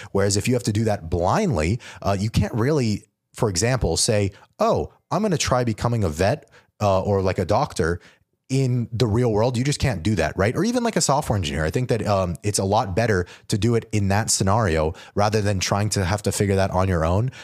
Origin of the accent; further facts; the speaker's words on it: New Mexico, United States; moved away as an adult; also born or lived in Georgia; I'm from New Mexico